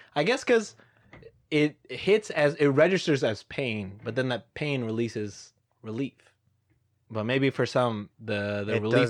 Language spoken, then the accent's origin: English; Texas, United States; Yeah, we're from Texas.